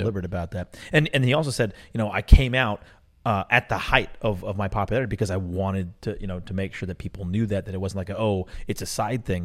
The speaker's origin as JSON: {"language": "English", "town": "Atlanta", "region": "Georgia", "country": "United States", "tie": "born or raised there", "said": "Atlanta is, is the, my hometown and the town that raised me"}